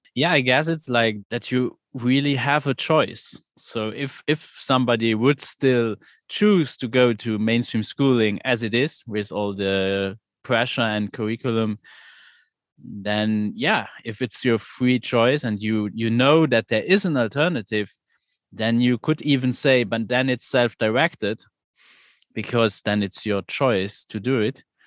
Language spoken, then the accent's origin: English; Luxembourg; I'm from Luxembourg and there is no democratic school in Luxembourg